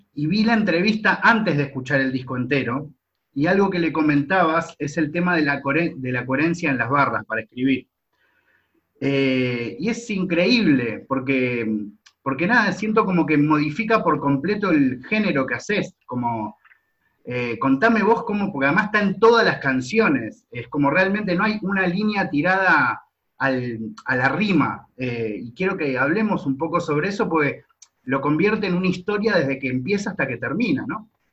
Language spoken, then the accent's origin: Spanish; Argentina; soy de Argentina